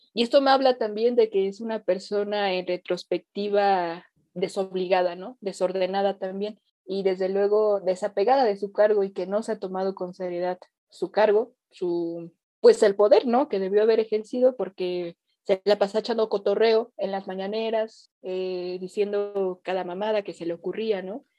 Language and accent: Spanish; Mexico; mi nación, en mi patria, ¿no? De donde yo nací